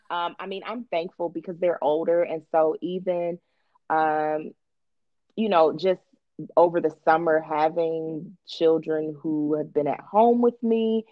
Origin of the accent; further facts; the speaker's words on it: Cincinnati, Ohio, United States; moved away as an adult; now in Atlanta, United States; I am originally from Cincinnati, Ohio.